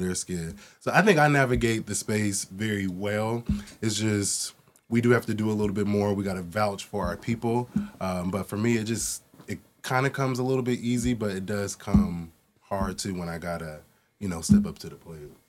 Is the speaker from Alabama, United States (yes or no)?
no; Portland, Oregon, United States; moved away; also born or lived in East Coast; growing up in Portland, Oregon